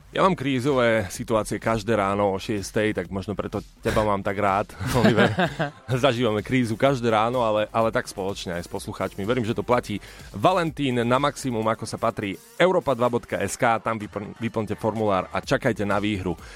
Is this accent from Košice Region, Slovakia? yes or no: yes; Košice, Košice Region, Slovakia; ja som chlapec z Košic